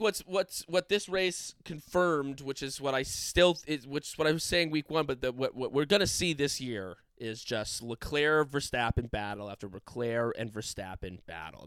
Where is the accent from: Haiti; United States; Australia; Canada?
United States; we're American fans